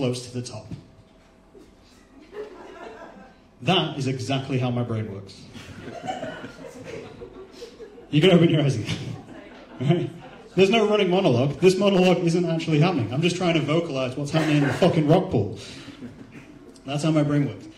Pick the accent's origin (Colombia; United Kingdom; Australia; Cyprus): United Kingdom; England; We're English